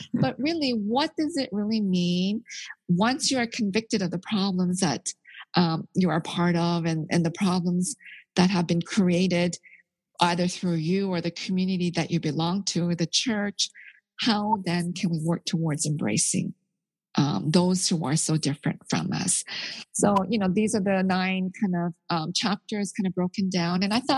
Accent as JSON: {"language": "English", "country": "South Korea", "tie": "born there", "said": "You know, I'm Korean. I was born in Korea"}